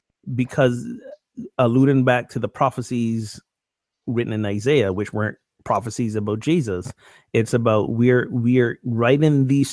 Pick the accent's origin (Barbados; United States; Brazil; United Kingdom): Barbados; When I grew up in Barbados, we didn't just have a Christmas Day service. We had a sunrise Christmas morning service.